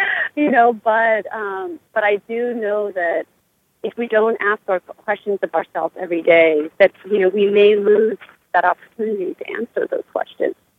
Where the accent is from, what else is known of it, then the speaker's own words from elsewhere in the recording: Cambodia; moved away; Cambodia will always be, you know, part of me because that's where I come from. That's my homeland. That's my home country.